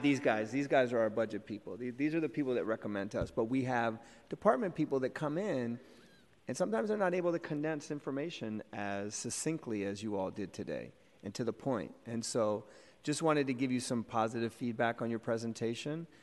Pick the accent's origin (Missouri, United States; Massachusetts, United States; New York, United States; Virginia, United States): Massachusetts, United States; Boston; also born or lived in Cambridge, Massachusetts; now in San Francisco, United States; I grew up in Boston and Cambridge